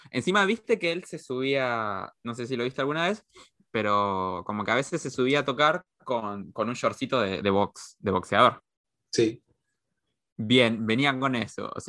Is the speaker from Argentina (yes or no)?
yes; Chaco, Argentina; No, porque en realidad yo sí soy chaqueño, pero soy chaqueño de otra parte.